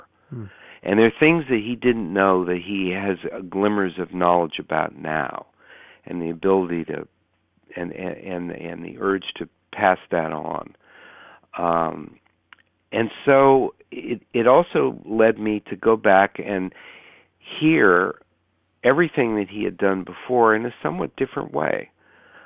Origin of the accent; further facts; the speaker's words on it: Menlo Park, California, United States; my hometown, Menlo Park, California